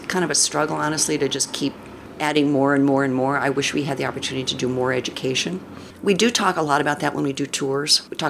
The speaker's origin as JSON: {"language": "English", "town": "Middletown", "region": "Connecticut", "country": "United States", "tie": "born there", "also_born_or_lived": "upstate New York / D.C. area / Illinois / Bay Area", "lives_now": "Ashland, United States", "said": "Well, I was born on the East Coast."}